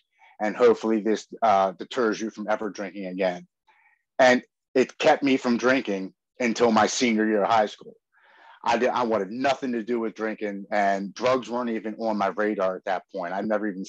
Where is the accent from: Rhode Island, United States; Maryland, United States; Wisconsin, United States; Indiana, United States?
Maryland, United States; Baltimore; I'm born and raised in Baltimore, Maryland, here on the East Coast